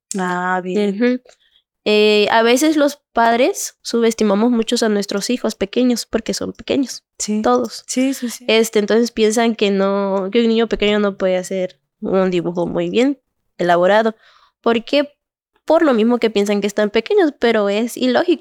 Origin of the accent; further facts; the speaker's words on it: Cintalapa, Chiapas, Mexico; Soy originaria de aquí de Cintalapa.